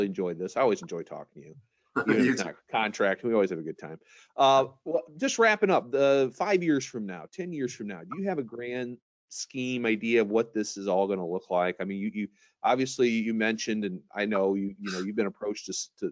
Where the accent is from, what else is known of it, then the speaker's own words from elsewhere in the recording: Missouri, United States; I come from Missouri